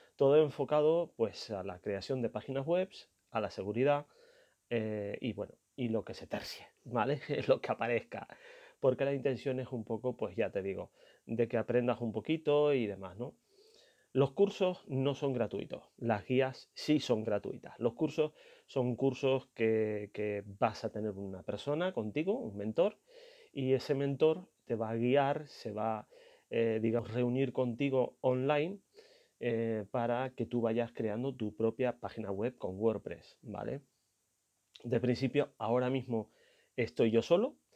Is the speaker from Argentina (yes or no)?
no; Canary Islands, Spain; el 000 en mi idioma, que soy canario